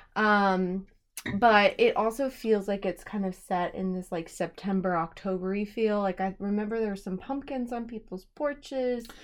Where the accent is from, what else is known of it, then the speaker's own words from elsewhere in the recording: United States; I'm American